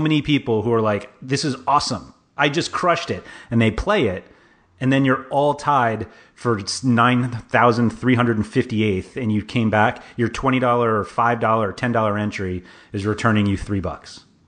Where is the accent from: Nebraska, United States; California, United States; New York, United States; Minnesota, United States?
New York, United States; New York City; I grew up in Manhattan, like half a mile from Madison Square Garden